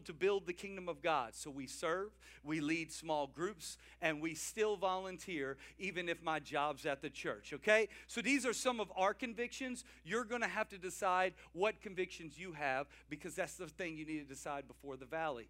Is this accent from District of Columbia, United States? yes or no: no; South Louisiana, United States; I'm from South Louisiana.